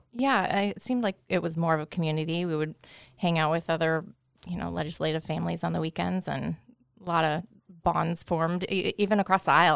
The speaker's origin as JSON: {"language": "English", "town": "Bethel", "region": "Alaska", "country": "United States", "tie": "born or raised there", "also_born_or_lived": "Seattle, Washington", "said": "I was born in Seattle, so my parents lived in Bethel at the time"}